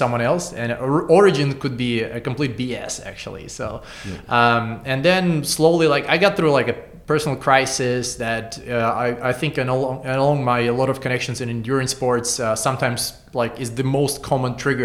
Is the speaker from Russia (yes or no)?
yes; Saint Petersburg, Russia; moved away as an adult; now in Singapore; I was born in Russia and I lived in St. Petersburg all these years. And around 10 years ago, I moved to Singapore